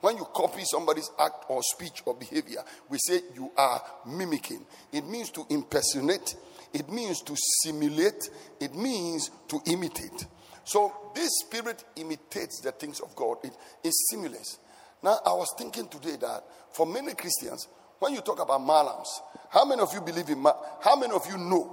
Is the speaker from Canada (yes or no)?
no; Ghana; I grew up in Savo Zungo